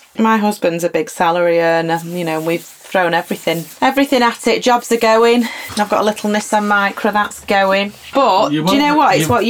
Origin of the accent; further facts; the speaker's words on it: Lymm, North West England, United Kingdom; also born or lived in Stockton Heath; now in Bolton, United Kingdom; I come from Lynn.